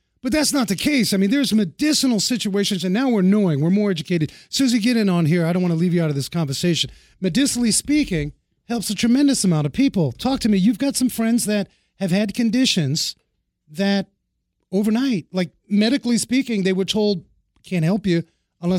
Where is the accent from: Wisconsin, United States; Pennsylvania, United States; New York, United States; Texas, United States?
New York, United States; New York City; I grew up in New York City.